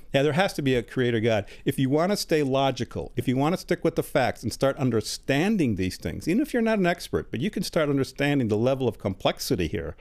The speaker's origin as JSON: {"language": "English", "town": "Chicago", "region": "Illinois", "country": "United States", "tie": "born or raised there", "also_born_or_lived": "Germany", "moved": "as an adult", "lives_now": "Tennessee, United States", "said": "I was born in Germany, but I grew up in Chicago. We came, uh, immigrated to Chicago when I was an infant"}